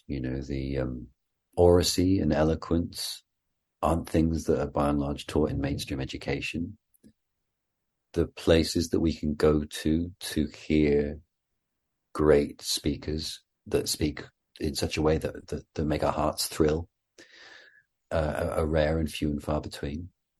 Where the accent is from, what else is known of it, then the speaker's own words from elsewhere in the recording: Wales, United Kingdom; accent: Welsh; because of course I went to drama school in England, and so I was told that my regional Welsh accent wasn't appropriate for Shakespeare